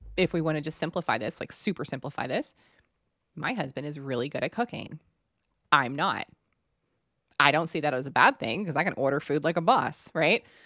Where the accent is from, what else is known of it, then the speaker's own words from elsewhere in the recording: Texas, United States; We're so from Texas